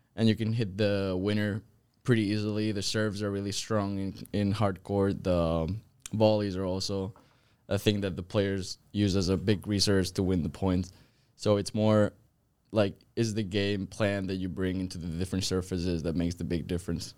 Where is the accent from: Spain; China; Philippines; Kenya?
Spain; Zaragoza, Aragon; moved away as an adult; now in United States; I am from Spain. I'm from Zaragoza.